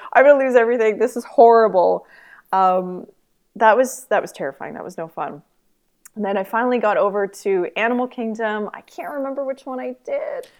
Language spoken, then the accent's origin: English; Canada; I'm Canadian